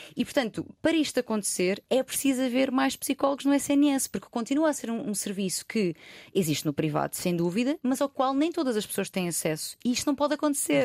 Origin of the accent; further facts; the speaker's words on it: Loulé, Algarve, Portugal; eu sou de uma, de uma, cidade pequena, não sou de Lisboa